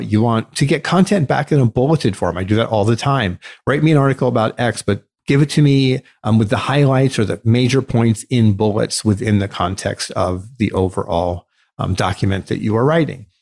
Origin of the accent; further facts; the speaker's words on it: United States; our rights as American